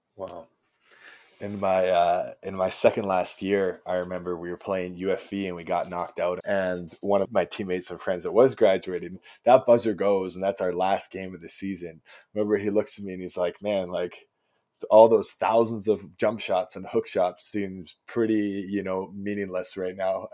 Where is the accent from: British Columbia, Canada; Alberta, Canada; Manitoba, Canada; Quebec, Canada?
British Columbia, Canada; Chilliwack; I come from a small town in British Columbia called Chilliwack, BC